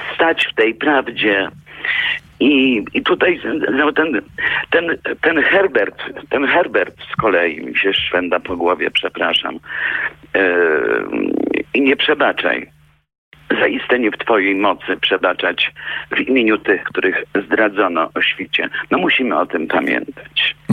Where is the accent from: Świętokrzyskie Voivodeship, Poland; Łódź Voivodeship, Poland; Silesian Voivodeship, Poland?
Świętokrzyskie Voivodeship, Poland; Kielce; Wspominam Kielce, gdzie się urodziłam i na mojej ulicy mieszkała wdowa po oficerze zamordowanym w Katyniu